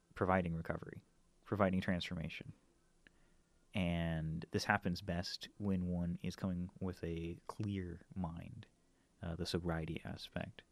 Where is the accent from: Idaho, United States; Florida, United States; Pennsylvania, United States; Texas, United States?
Idaho, United States; North; moved away as an adult; also born or lived in Seattle, Washington; now in Portland, United States; I'm originally from North Idaho. Um, grew up there, and spent pretty much most of the, my first two decades in that uh, region